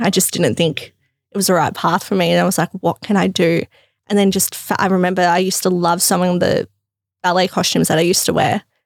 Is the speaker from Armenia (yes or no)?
no; Melbourne, Victoria, Australia; also born or lived in Crete, Greece; I grew up around, yeah, Box Hill, Burwood